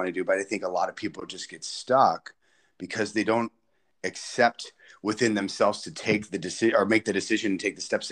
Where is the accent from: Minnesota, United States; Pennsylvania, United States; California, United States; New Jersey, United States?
California, United States; Salinas; also born or lived in Pomona, California / Fresno, California; So I was born in Pomona, California. And then when I was 7 years old, my parents got divorced and we moved to Salinas. And I've been up here ever since.